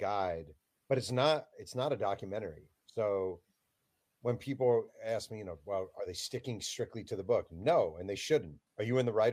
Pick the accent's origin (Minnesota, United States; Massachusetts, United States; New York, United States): New York, United States; growing up in New York